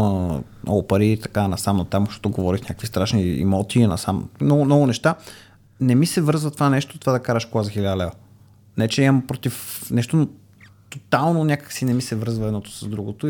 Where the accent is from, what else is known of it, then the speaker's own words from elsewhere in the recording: Samokov, Sofia Province, Bulgaria; съм от Самоков